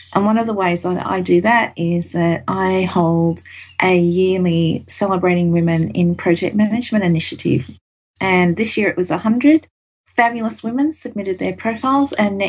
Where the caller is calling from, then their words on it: Brisbane, Queensland, Australia; And I'm coming live from Brisbane, Australia, which is another day ahead, which it's hard to wrap your mind around sometimes.